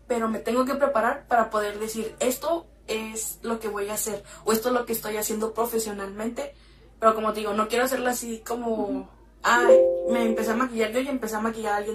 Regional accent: Mexicali, Baja California, Mexico; soy de la ciudad de Mexicali, tengo 24 años

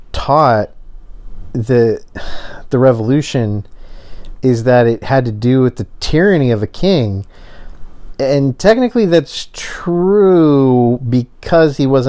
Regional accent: United States; as an American

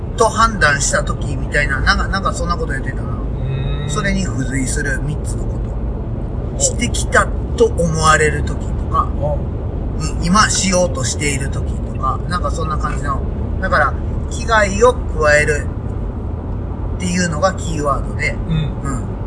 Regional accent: Kansai, Japan; accent: Kansai dialect; 今は関西弁

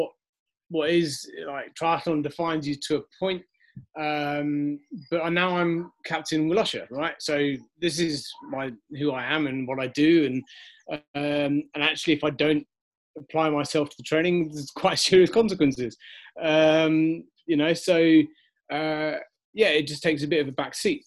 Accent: Wiltshire, South West England, United Kingdom; moved away; I was from Wiltshire. I think there's about 80 people live in the hamlet

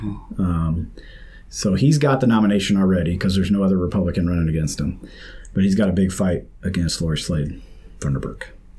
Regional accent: St. Louis, Missouri, United States; Well, I'm from St. Louis

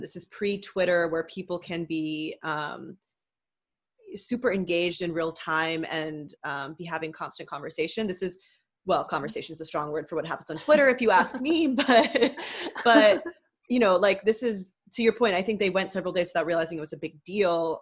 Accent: Houston, Texas, United States; Houston, my hometown

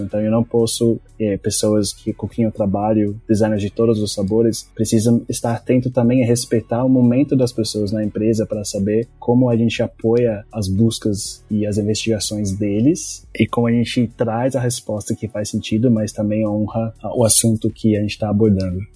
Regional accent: Brazil; accent: Brazilian; quando eu falo palavras em inglês sem o, o sotaque brasileiro

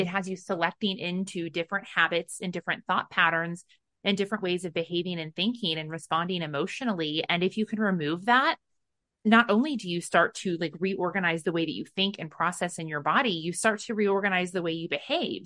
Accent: United States; I was brought up in America

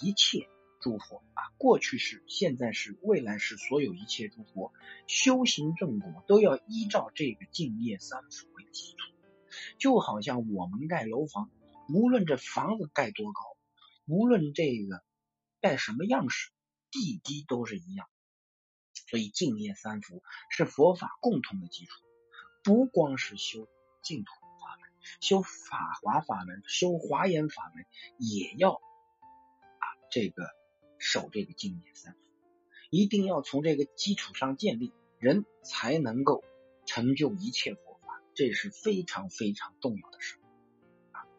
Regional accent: China; 我们中国人有文化，中华文化在孝这一块是没有代沟。

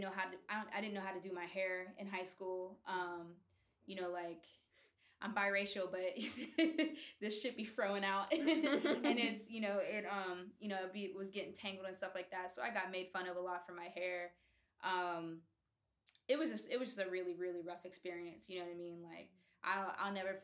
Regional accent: Oakdale, Pennsylvania, United States; born or raised there; also born or lived in New York City

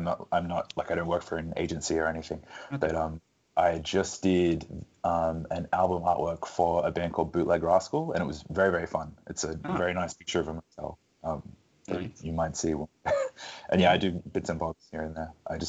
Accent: Newcastle, New South Wales, Australia; I'm from Newcastle, New South Wales, Australia.

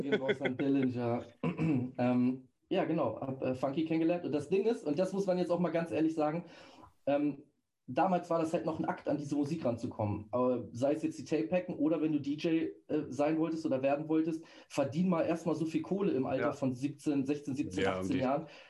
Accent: Celle, Lower Saxony, Germany; von Celle aus, wo ich herkomme

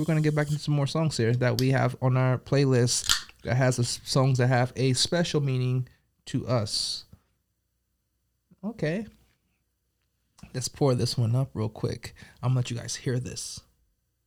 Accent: Pomona, California, United States; also born or lived in Colorado; now in Las Vegas, United States; Pomona was one of the main places I grew up in before I moved to Colorado, and then eventually found my way to Vegas

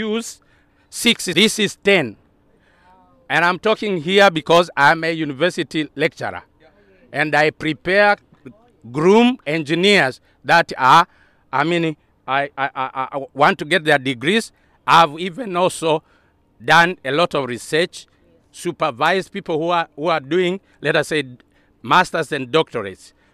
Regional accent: Tanzania; moved away as an adult; also born or lived in Europe; now in Nigeria; I come from Tanzania

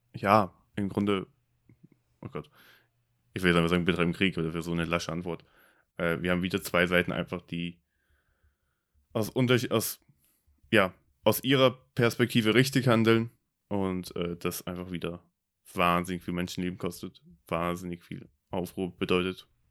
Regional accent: Germany; für mich als Deutscher

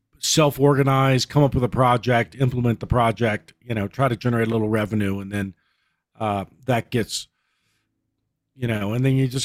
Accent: Virginia, United States; Well, I grew up in Southwest Virginia and went to school there

